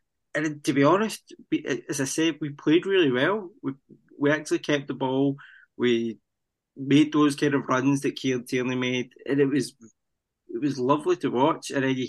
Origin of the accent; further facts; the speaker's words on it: Scotland, United Kingdom; Because as Scottish fans, we get that all the time.